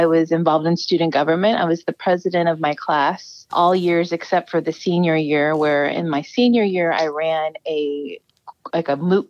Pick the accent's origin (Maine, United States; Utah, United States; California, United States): California, United States; Bay Area; also born or lived in Colma, California / San Lorenzo, California; Originally, I'm from the Bay Area, so I'm from here. I grew up originally down on the peninsula. When I was young, I was living in Colma, California.